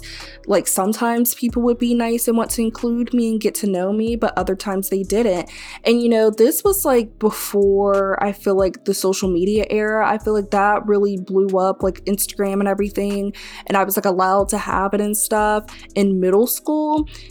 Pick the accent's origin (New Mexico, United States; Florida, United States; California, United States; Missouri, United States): Florida, United States; Tallahassee; also born or lived in Mississippi / Maryland / Texas / Crestview, Florida; now in Gainesville, United States; But I was born in Mississippi, and then we moved to Maryland, then we moved to Crestview, Florida, then we moved to Texas, and then we moved to Tallahassee, Florida. And now, being in college, I've also lived in, and currently, you know, live in Gainesville, Florida.